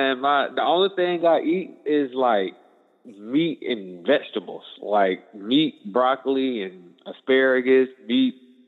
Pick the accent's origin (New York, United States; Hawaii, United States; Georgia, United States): Georgia, United States; Atlanta; moved away as an adult; now in Houston, United States; I'm originally from Atlanta, but at the moment, I'm in Houston. I'm 28.